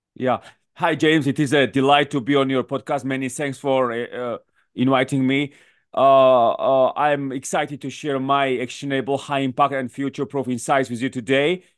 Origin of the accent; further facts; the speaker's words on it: Georgia; moved away as an adult; also born or lived in Washington, D.C., United States / New York City, United States / London, United Kingdom; I come from Georgia, actually, from the country